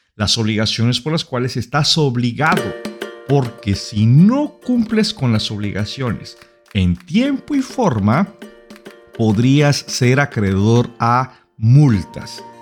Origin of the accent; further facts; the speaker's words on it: Mexico; Nosotros como mexicanos